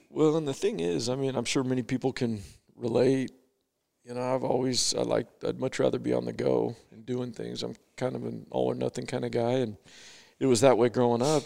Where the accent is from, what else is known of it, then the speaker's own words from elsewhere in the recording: Bakersfield, California, United States; now in Idaho Falls, United States; I grew up in Bakersfield, California. So, not too far from here, but I live in Idaho Falls, Idaho now.